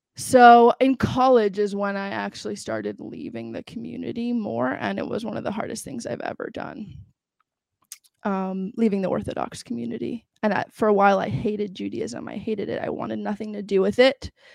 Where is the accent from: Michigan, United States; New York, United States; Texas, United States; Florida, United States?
New York, United States; also born or lived in Los Angeles, California / Israel; and then I moved to New York. I grew up in New York.